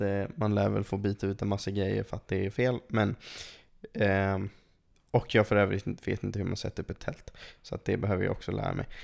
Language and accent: Swedish; England, United Kingdom; now in Sweden; jag är uppvuxen i England